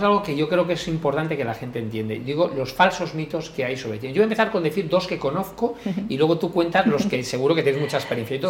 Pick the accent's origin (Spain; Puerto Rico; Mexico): Spain; Madrid, Community of Madrid; also born or lived in Galicia; yo me siento muy orgulloso de ser español, por supuesto, yo nacido en Madrid, aunque me considero gallego, todos los que me seguís, porque toda mi familia es de allí